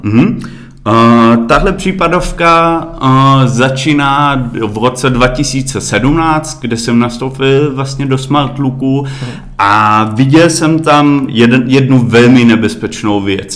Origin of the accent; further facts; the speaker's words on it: Berlin, Germany; Czech is a second language; moved away as an adult; now in Czech Republic; narodil jsem se v Berlíně a moje mamka je Češka